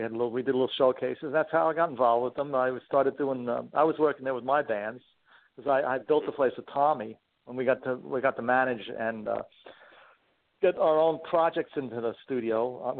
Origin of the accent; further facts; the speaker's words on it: New York City, New York, United States; We grew up in Queens, Forest Hills, went to junior high school